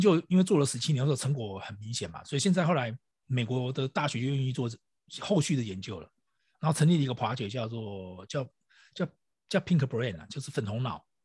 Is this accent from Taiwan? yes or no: yes; Taiwan; 我们台湾翻成类比讯号